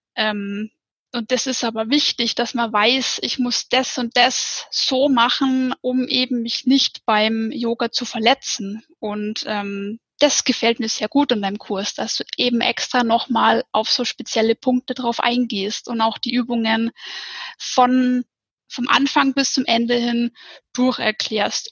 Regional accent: near the Ammersee, Upper Bavaria, Germany; ich komme aus Bayern, aus Oberbayern, ähm, aus der Nähe vom Ammersee

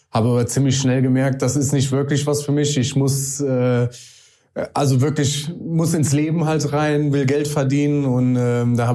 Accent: Vallendar, Rhineland-Palatinate, Germany; Äh, aus Fallender, geboren in Bendorf, aber nie aus Fallender rausgekommen. Immer schön äh, dort geblieben.

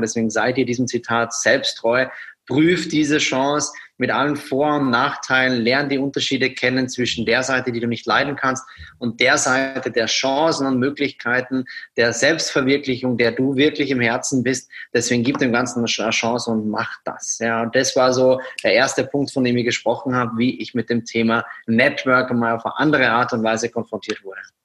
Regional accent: Austria; moved away as an adult; now in Germany; Aufgewachsen bin ich in Österreich

